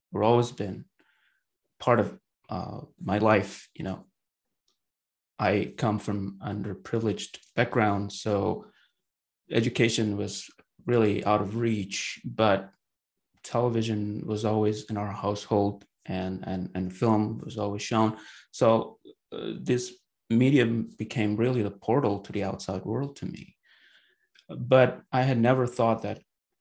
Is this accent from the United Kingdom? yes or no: no; Bandung, West Java, Indonesia; moved away; I was born and raised in Bandung, which is the capital city of the West Java province on the island of Java in Indonesia